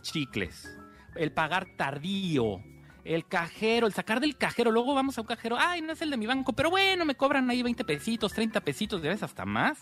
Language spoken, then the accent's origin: Spanish; Mexico; como mexicanos